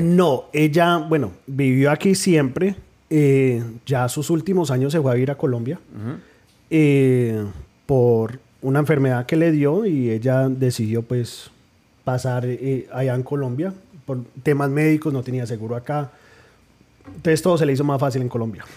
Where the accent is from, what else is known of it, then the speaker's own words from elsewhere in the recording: New Jersey, United States; de padres colombianos nacido en New Jersey